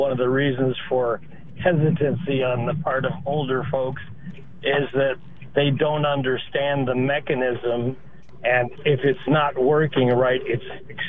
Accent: Ohio, United States; I grew up in Ohio

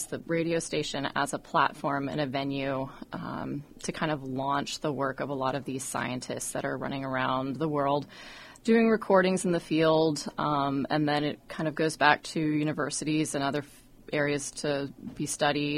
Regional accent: Western Washington, United States; now in Oregon, United States; I grew up in Western Washington, and then I was working in D.C. for a while and came back here.

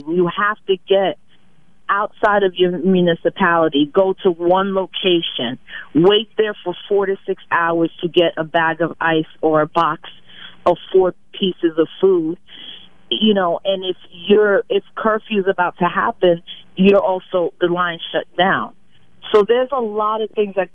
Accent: Puerto Rico

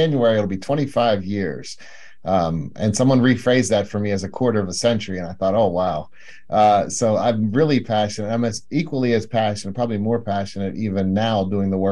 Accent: Pennsylvania, United States; moved away as an adult; also born or lived in South Lake Tahoe, California; I moved back to my home state of Pennsylvania.

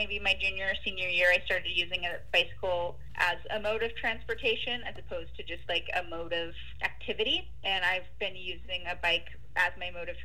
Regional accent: Missoula, Montana, United States; moved away as an adult; now in Portland, United States; I grew up in Missoula, Montana, but I've been living in the Pacific Northwest for about, well, off and on for the last 20 years, mostly living in Portland, Oregon.

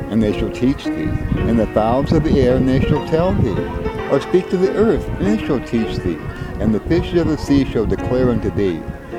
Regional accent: Hawaii, United States; I'm Hawaiian. It's all set in nature, huh? It's different than America.

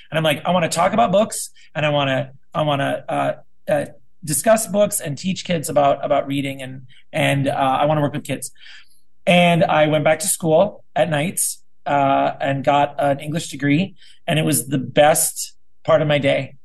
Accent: South Dakota, United States; now in Burbank, United States; I'm originally from South Dakota. I lived there, grew up there, went to school there

